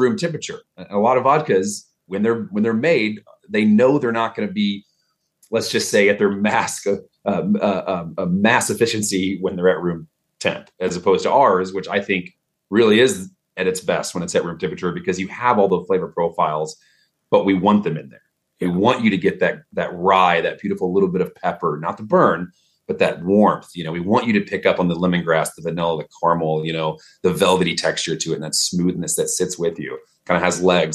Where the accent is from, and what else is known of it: Dallas, Texas, United States; accent: Texas; moved away